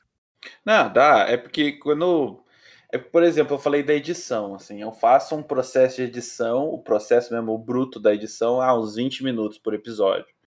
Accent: Pitanga, Paraná, Brazil; eu sou de Pitanga, né, no interior do Paraná.

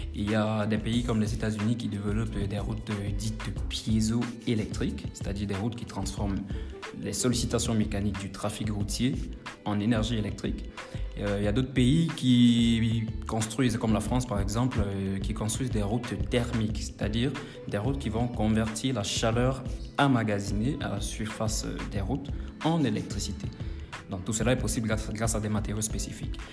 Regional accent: Cameroon; moved away as an adult; now in Burkina Faso; je suis exactement originaire du Cameroun et je suis arrivé au Burkina Faso en 2017

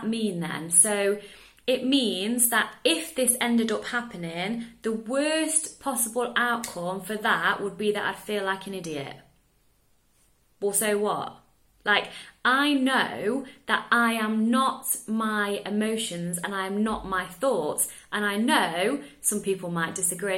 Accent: England, United Kingdom; now in Netherlands; I live in the Netherlands, I'm English

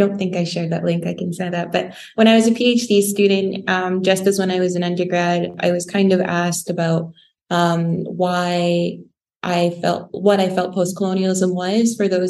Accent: Nigeria; also born or lived in Saudi Arabia / Canada; now in United Kingdom; I lived in Canada, but I'm born in Saudi Arabia. And then I'm a Nigerian. So Nigerian, Canadian, Saudi born, now UK British citizen.

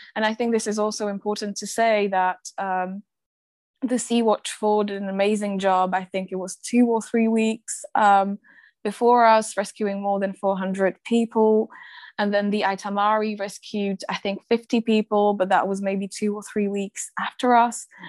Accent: Slovakia; my home country slovakia

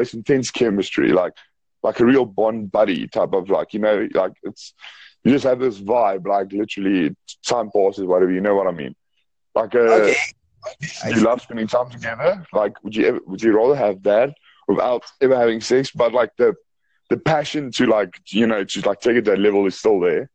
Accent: South Africa; I'm actually from South Africa. South Africa

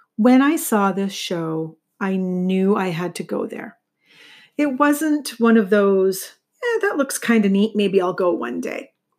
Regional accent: St. Catharines, Ontario, Canada; Saint Catharines, which is my hometown

